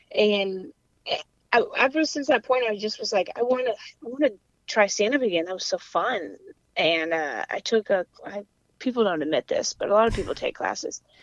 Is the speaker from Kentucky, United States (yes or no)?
yes; Louisville, Kentucky, United States; accent: weird mix of accents; coastal twang; moved away as an adult; also born or lived in South Carolina; now in Atlanta, United States; I grew up in Kentucky. I'm from Louisville, Kentucky